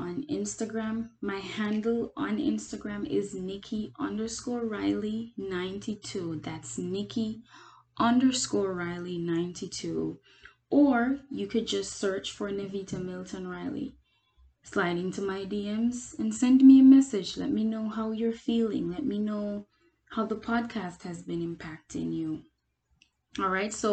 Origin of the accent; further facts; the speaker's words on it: Jamaica; now in United States; I am Jamaican. The United States, of course, again, because I live here